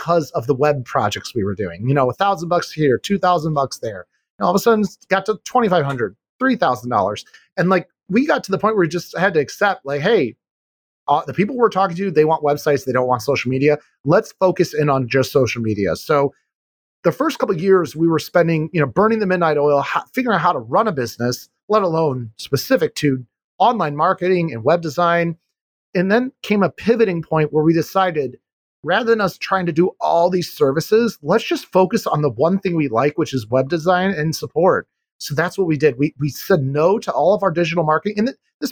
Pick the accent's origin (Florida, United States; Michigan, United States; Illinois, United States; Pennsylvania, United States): Illinois, United States; Chicago; I'm from Chicago